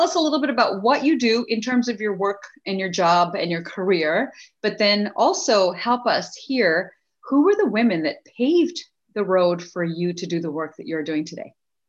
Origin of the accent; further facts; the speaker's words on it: India; And so as her and I together achieve our goals as Indian women, we have the privilege of investing in the history of other young Indian girls and women that are growing up there today and around the world.